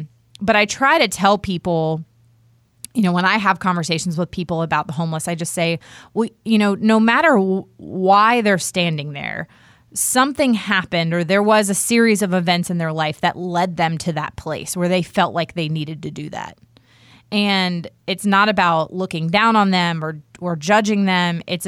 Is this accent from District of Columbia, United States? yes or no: yes; Washington, District of Columbia, United States; I, like I said earlier, I grew up in Washington, D.C., where I saw them all the time.